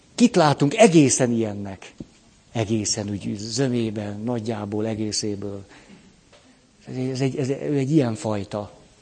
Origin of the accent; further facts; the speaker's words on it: Budapest, Hungary; hát a Moszkva térnél egy bérházban nevelkedtem föl